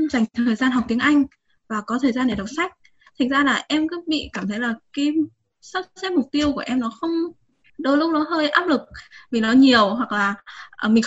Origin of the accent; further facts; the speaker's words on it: Hải Dương, Vietnam; hiện tại em à, đang làm công việc văn phòng kế toán ạ và em đến từ Hải Dương ạ